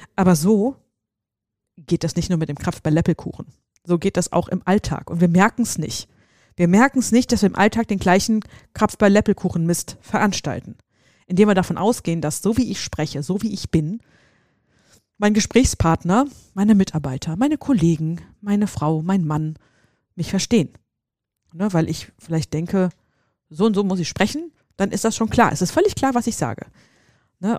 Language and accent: German; Seligenstadt, Hesse, Germany; wo ich herkomme, hier in, in, in Hessen, in Seligenstadt